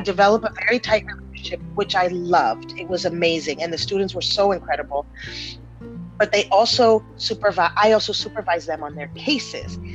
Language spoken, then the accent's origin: English; San Diego, California, United States; also born or lived in Panama; when we moved to the US, we moved to San Diego, right on the border with Mexico.